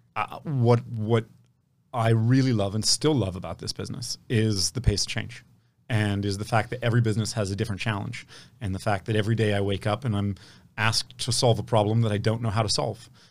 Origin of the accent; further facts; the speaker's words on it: Palo Alto, California, United States; I grew up in Palo Alto at a time when it wasn't what it is today